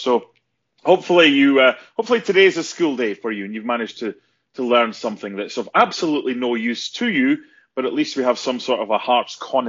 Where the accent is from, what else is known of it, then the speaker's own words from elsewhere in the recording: Scotland, United Kingdom; being Scottish